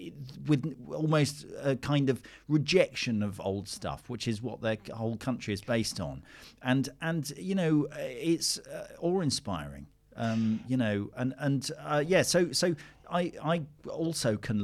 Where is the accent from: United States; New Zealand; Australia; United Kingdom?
United Kingdom; We're British